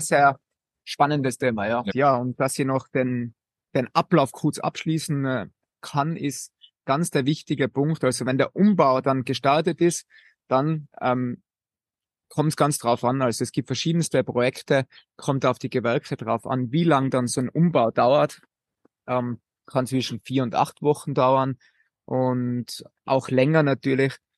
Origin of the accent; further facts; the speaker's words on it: Austria; bei uns in Österreich